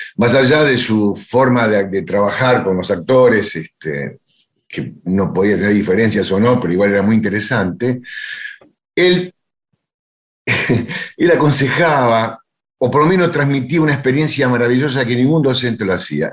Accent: Buenos Aires, Argentina; yo me crié en Villaluro y iba a bailar a Remo Mejía

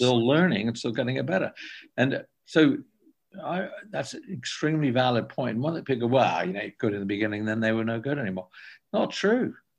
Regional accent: England, United Kingdom; I'm from England

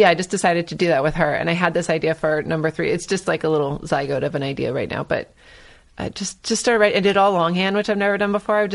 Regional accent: California, United States; I'm from Northern California. I didn't grow up with it

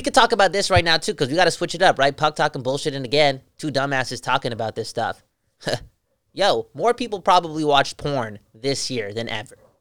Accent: Vancouver, British Columbia, Canada; We're from Vancouver

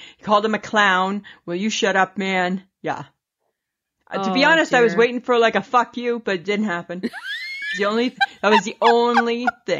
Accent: Wasaga Beach, Ontario, Canada; my hometown area.

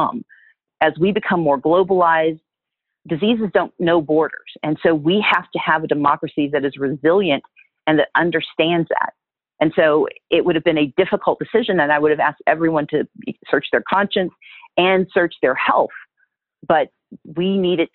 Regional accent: Wisconsin, United States; also born or lived in Mississippi; now in Georgia, United States; I was born in Wisconsin. I still have family there. My family's originally from Mississippi

